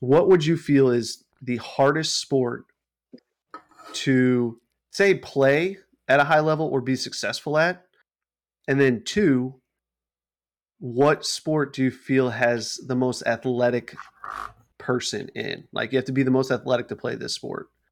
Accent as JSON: {"language": "English", "town": "St. Louis", "region": "Missouri", "country": "United States", "tie": "born or raised there", "said": "Saint Louis guy from my hometown"}